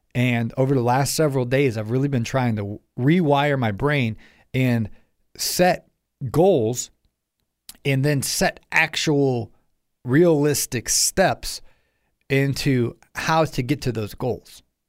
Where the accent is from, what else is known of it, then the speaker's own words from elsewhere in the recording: Ohio, United States; I'm from Ohio